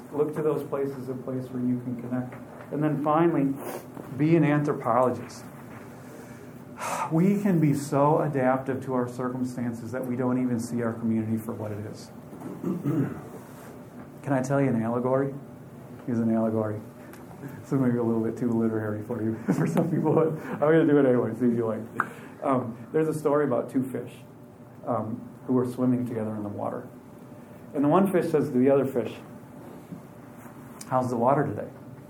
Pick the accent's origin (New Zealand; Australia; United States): United States; Aiken, South Carolina; I'm not from Wisconsin. I'm from Aiken. I'm from South Carolina.